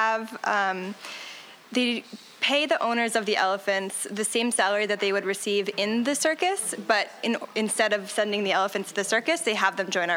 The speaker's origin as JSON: {"language": "English", "region": "Connecticut", "country": "United States", "tie": "born or raised there", "also_born_or_lived": "Canary Islands, Spain / Madrid, Spain / Thailand", "moved": "as an adult", "lives_now": "Montreal, Canada"}